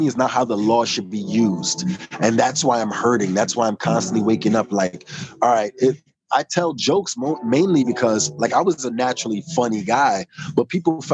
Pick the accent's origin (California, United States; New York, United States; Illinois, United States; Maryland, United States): New York, United States; New York City; I'm from New York